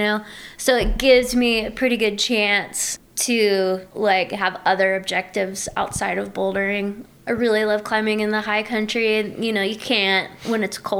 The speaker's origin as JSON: {"language": "English", "region": "Southeast", "country": "United States", "tie": "born or raised there", "said": "because I grew up in the Southeast, and it's very small out there, you know?"}